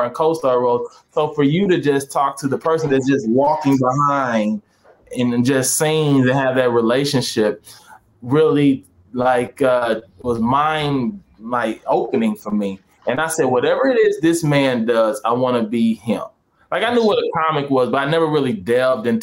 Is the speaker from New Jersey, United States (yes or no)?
no; St. Louis, Missouri, United States; moved away as an adult; now in California, United States; I'm originally from St. Louis